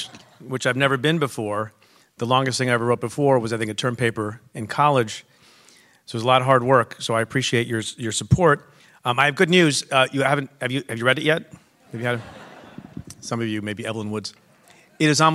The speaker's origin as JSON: {"language": "English", "region": "New Jersey", "country": "United States", "tie": "born or raised there", "also_born_or_lived": "Punjab, India", "said": "I grew up in Jersey, and I became the chief federal law enforcement officer in Manhattan"}